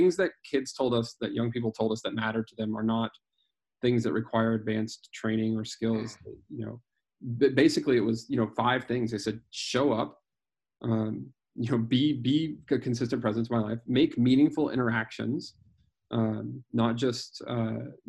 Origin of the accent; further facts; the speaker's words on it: Greeley, Colorado, United States; the Youth for Christ chapter in my hometown in Greeley, Colorado